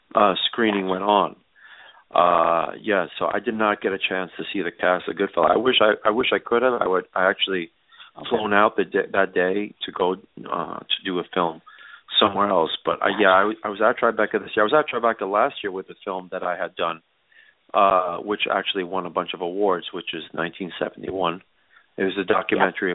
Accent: New York City, New York, United States; I grew up in New York City

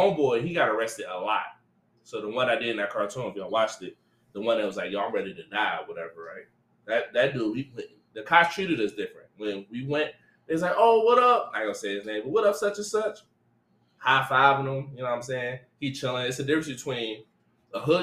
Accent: Detroit, Michigan, United States; also born or lived in San Diego; So I'm from Linwood. So I'm from 6 Mile in Detroit.

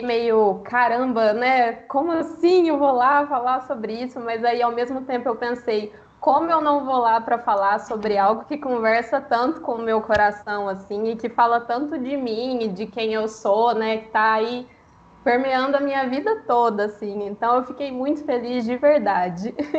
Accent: Minas Gerais, Brazil; eu tenho 29 anos, sou mineira

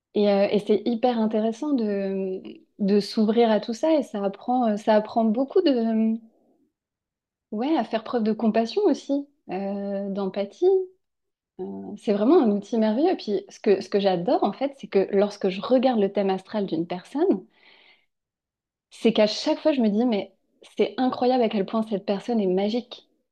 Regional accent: Angers, Pays de la Loire, France; on est originaire d'Angers

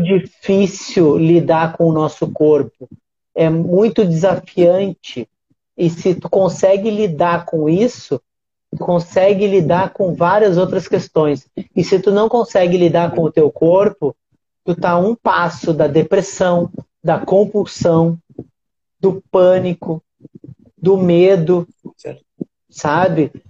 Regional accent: Uruguaiana, Rio Grande do Sul, Brazil; moved away; Uruguaiana, minha cidade, da onde eu nasci, da onde eu vim, da onde é a minha essência, da onde eu aprendi

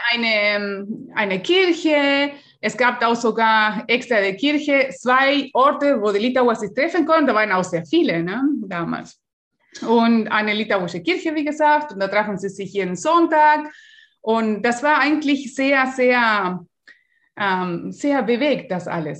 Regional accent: Uruguay; German is a second language; now in Germany; ich bin in Uruguay geboren

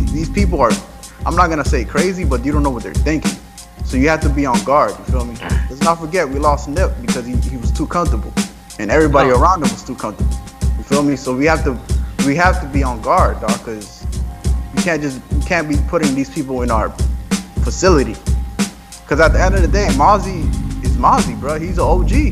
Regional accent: Dominican Republic; I'm from DR, I'm from Dominican

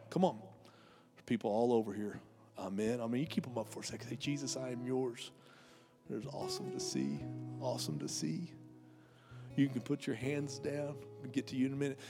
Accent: United States; Because we're Americans

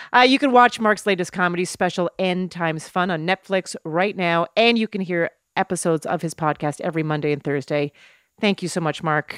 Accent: Canada; moved away as an adult; also born or lived in New York; I was a comic from Canada

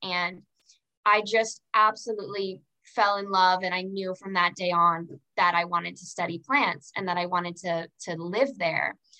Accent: Orlando, Florida, United States; also born or lived in Fort Lauderdale, Florida; I grew up in Orlando, Florida. Um, I had moved there from from Fort Lauderdale

